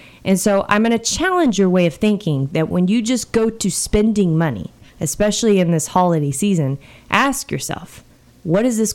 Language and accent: English; United States; we do that as Americans